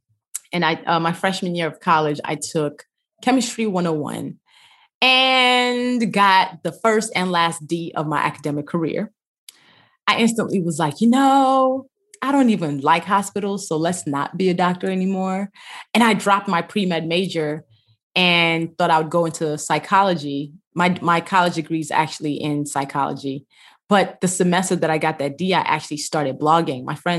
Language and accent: English; Nigeria; Yes, we lived in a big family house with my grandmother.